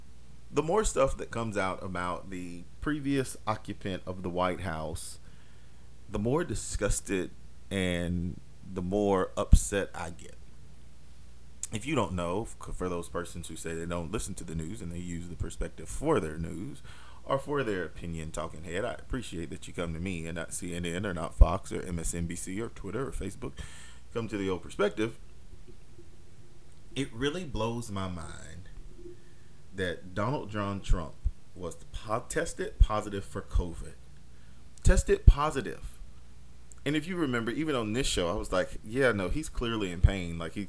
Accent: Germany; born there; also born or lived in Europe; I mean, I was born in Europe. I was born in Germany. So I have that liberty to say, hey, sometimes Europeans are reckless

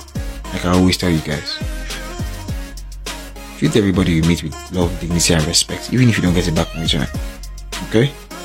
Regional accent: Lagos, Nigeria; also born or lived in Eket / Aba / Abuja; I was born in Lagos. I grew up partly in Lagos. Grew up also in Eket, Akwa Ibom State. And then dad retired, moved to my hometown, Aba.

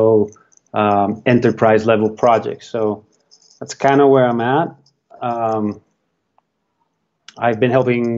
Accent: Colombia; where I grew up in Colombia, it's a very entrepreneurial city because it's in the middle of the mountains, in the middle of the Andes.

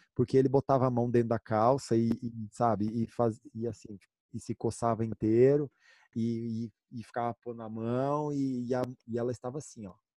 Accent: Brazil; eu sou brasileiro

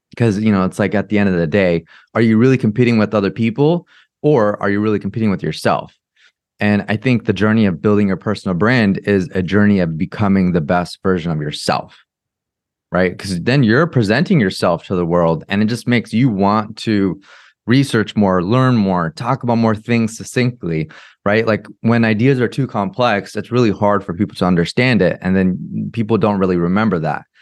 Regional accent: Orange County, California, United States; I grew up in America. I grew up in Orange County in California.

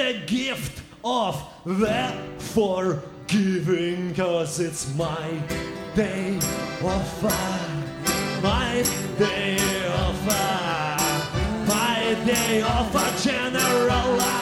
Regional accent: Ukraine; moved away; I'm from Ukraine

